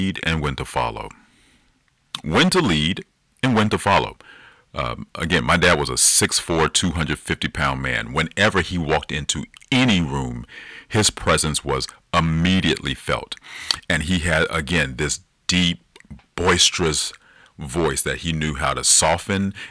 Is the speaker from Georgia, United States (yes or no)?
yes; Decatur, Georgia, United States; a middle-class family living in DeKalb County down in Georgia. Or for a good portion of my life, we grew up in Decatur